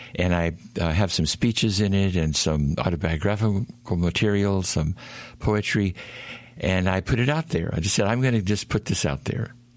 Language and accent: English; Oklahoma, United States; also born or lived in Houston, Texas / Arkansas; I grew up in Oklahoma. I'm in a small town.